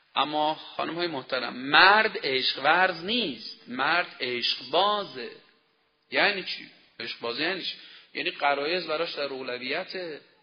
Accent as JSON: {"language": "Persian", "country": "Iran", "said": "ما ایرانی هستیم"}